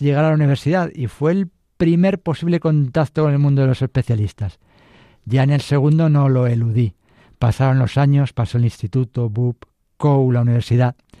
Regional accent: Madrid, Community of Madrid, Spain; Soy madrileño, mis padres vivían en Carabanchel, barrio histórico, y fue un colegio público, uno más, una familia modesta y honrada, un niño feliz

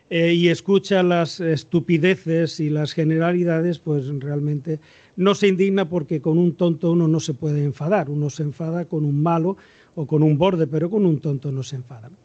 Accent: Extremadura, Spain; now in Cartagena, Spain; yo soy extremeño, es decir, los extremeños somos sureños al menos la gente de Badajoz

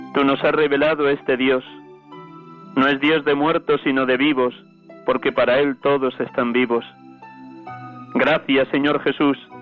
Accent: Riaza, Castile and León, Spain; Les hablo desde Riaza, Segovia, mi pueblo natal

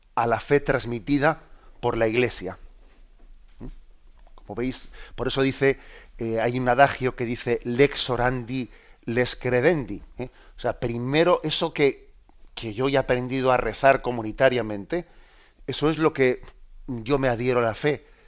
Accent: Basque Country, Spain; soy vasco

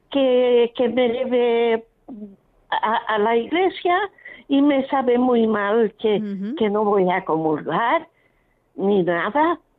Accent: Mallorca, Balearic Islands, Spain; now in Barcelona, Spain; soy de Mallorca. Anda. Que, vivo en Barcelona. Ah ya llevo muchos años aquí en Barcelona

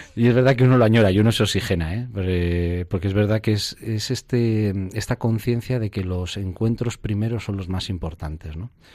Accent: Zamora, Castile and León, Spain; yo soy natural de Zamora

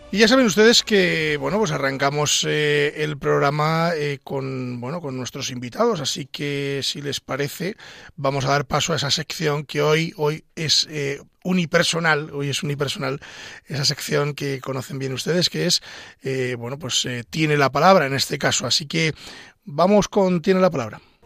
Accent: Pedro Bernardo, Castile and León, Spain; las fiestas de mi pueblo el último día de, verbena, allá por las fiestas del Cristo, en Pedro Bernardo.

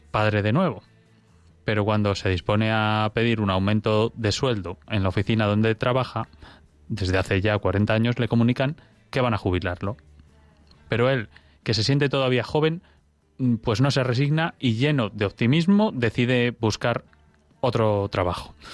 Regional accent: Granada, Andalusia, Spain; Yo también soy de Granada, como el doctor Candel, el invitado esta noche. … he desarrollado a lo largo de mis 40 años distintos trabajos.

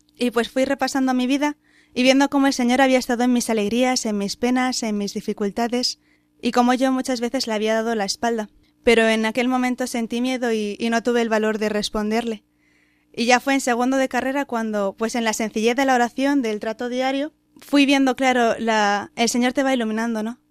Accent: Madrid, Community of Madrid, Spain; soy de Madrid

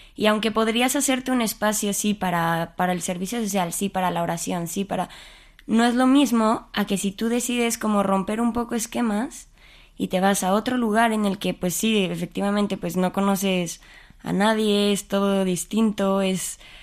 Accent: Mexico City, Mexico; moved away as an adult; now in Spain; Nací en la Ciudad de México y pues ahí he vivido toda mi vida.

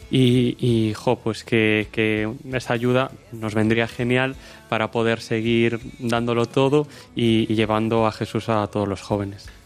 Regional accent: O Porriño, Galicia, Spain; soy de Porriño, un pueblo al lado de Vigo

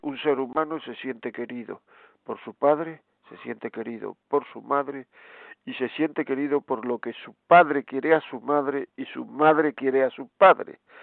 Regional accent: Granada, Andalusia, Spain; yo soy de Granada

